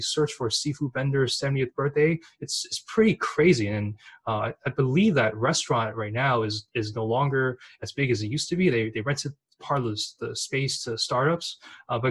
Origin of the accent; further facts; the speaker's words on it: San Francisco, California, United States; I was born and raised in San Francisco